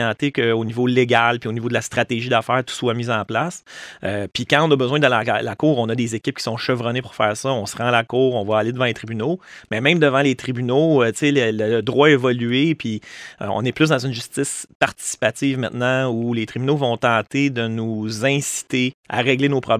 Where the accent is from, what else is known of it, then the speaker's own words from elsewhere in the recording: Estrie, Quebec, Canada; En Estrie. Oui, ouais, je suis né en Estrie.